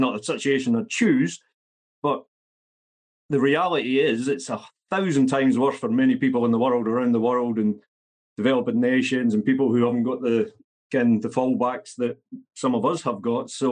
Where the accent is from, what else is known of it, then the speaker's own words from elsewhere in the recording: central belt of Scotland, United Kingdom; I grew up not where I am in Scotland at the moment, a working class central belt of Scotland